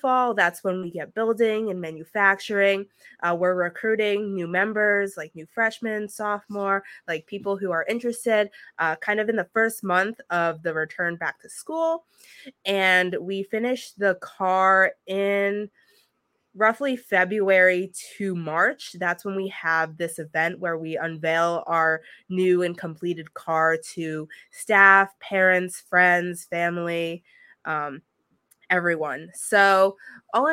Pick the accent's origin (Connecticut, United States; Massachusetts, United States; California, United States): Connecticut, United States; I'm from Connecticut, kind of towards New York in a small little town